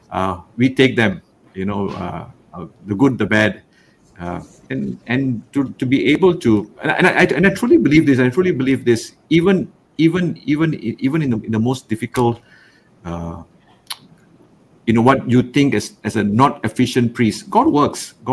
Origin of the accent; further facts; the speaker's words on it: Rawang, Selangor, Malaysia; I grew up in Rawang, only one church.